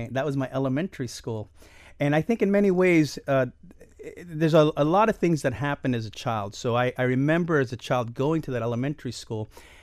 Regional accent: Miami, Florida, United States; also born or lived in Albany, New York; So I was born in 1964 in Albany, New York, but by 1967, all of us were back here in Miami, living here

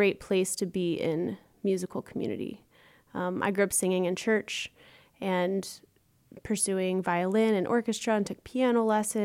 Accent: Chapel Hill, North Carolina, United States; moved away as an adult; now in Chicago, United States; I'm originally from Chapel Hill, North Carolina, and I'm now based in Chicago

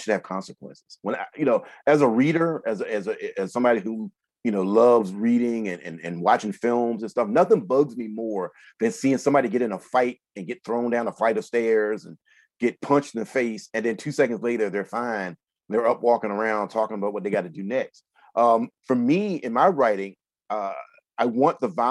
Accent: the South, United States; I grew up in the South around Black people who were blue-collar workers my whole life

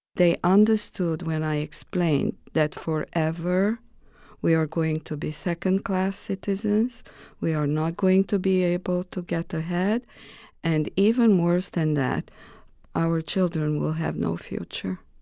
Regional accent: Romania; born or raised there; English is a second language; moved away as an adult; also born or lived in Greece

